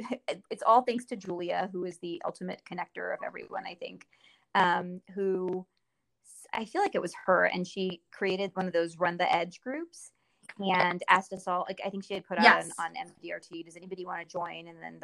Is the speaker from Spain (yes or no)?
no; India; born there; So when I was born in India, my mom, she does not know what happened